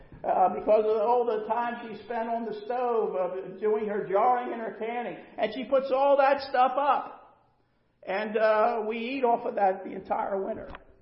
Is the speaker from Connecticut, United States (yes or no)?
no; Pennsylvania, United States; also born or lived in Florida; now in North Carolina, United States; And so we were transplants from Pennsylvania to Florida. And now we're transplants from Florida to North Carolina.